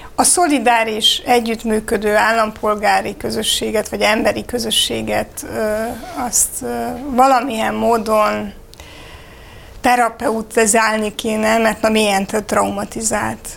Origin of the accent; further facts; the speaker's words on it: Romania; now in Hungary; Romániából jövök